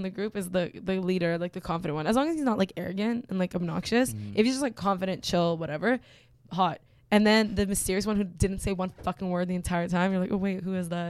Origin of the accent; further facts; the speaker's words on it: Canada; moved away; I'm Canadian